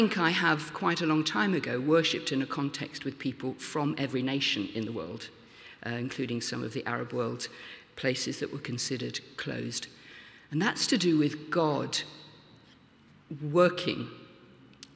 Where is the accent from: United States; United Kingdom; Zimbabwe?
United Kingdom; Lincoln, East Midlands; in my hometown of Lincoln now